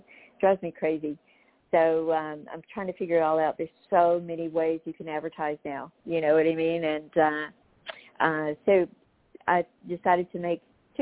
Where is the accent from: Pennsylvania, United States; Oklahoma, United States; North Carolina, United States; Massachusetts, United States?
North Carolina, United States; I was raised in North Carolina too